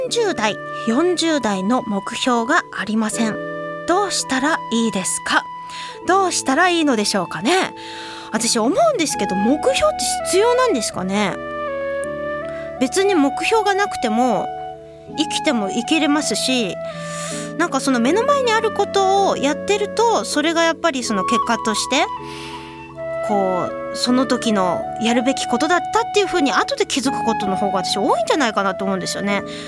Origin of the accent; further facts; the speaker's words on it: Hiroshima, Japan; え広島市出身なんですけれどもこの広島は実は神楽がすごく盛んなところでして、えー、そこに生まれ育っております